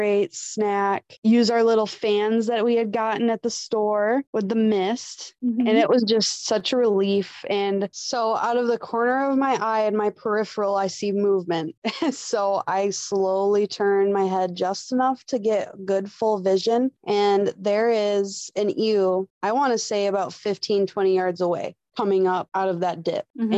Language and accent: English; West Michigan, United States; growing up in West Michigan, it's pretty flat.